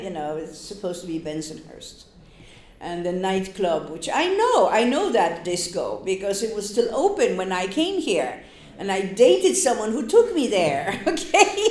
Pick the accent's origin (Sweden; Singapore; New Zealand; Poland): Poland; Gdynia, Pomeranian Voivodeship; first language Polish; English is a second language; moved away as an adult; also born or lived in Sri Lanka; now in New York, United States; I'm from the North, I'm from the Baltic Sea. Okay, so I'm from Gdynia